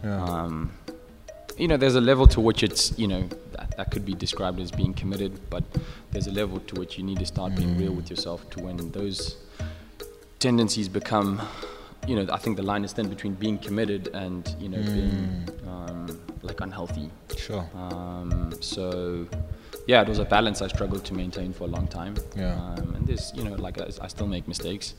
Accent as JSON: {"language": "English", "town": "Centurion", "region": "Gauteng", "country": "South Africa", "tie": "born or raised there", "lives_now": "Midrand, South Africa", "said": "I was born in Centurion, funny enough, at Unitas Hospital. But I've been living in Midrand, M-City."}